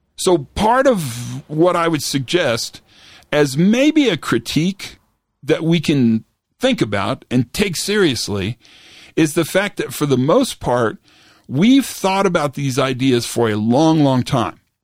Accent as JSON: {"language": "English", "town": "Santa Fe", "region": "New Mexico", "country": "United States", "tie": "born or raised there", "said": "I was flying back to my hometown, back to Santa Fe, New Mexico"}